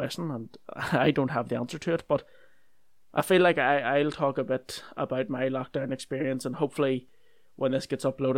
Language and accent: English; Northern Ireland, United Kingdom; I'm from Northern Ireland